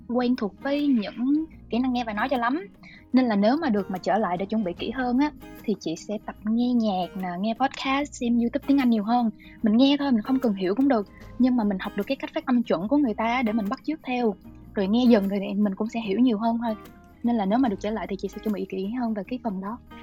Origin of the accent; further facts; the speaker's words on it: Long Khanh, Dong Nai, Vietnam; moved away as an adult; chị xuất thân từ Long Khánh á